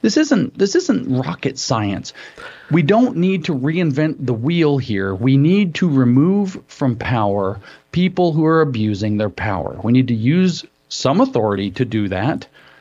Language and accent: English; United States; we're American